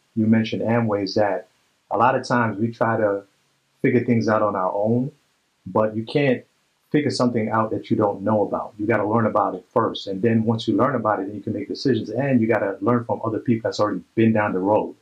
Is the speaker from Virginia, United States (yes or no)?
no; New York City, New York, United States; I'm from Brooklyn